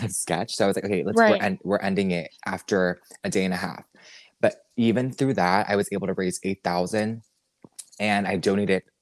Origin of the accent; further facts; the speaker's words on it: United States; I'm Asian American, Vietnamese American